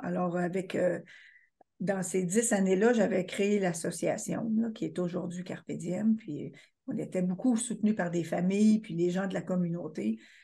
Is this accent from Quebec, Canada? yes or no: yes; Quebec, Canada; je suis québécoise